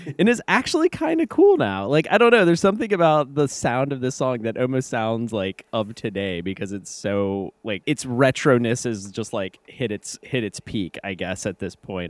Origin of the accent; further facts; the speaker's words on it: Kentucky, United States; I'm from Kentucky. Like we say y'all